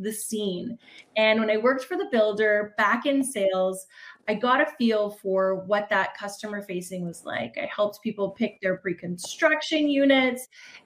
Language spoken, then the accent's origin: English; Toronto, Ontario, Canada; I'm from Toronto, Ontario, Canada